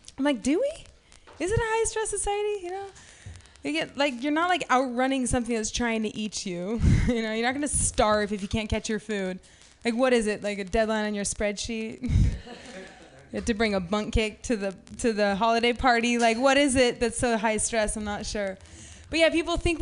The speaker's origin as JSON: {"language": "English", "town": "Half Moon Bay", "region": "California", "country": "United States", "tie": "born or raised there", "said": "I grew up in Half Moon Bay"}